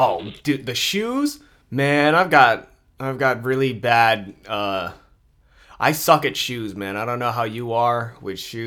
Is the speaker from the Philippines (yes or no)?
yes; Philippines; I'm Filipino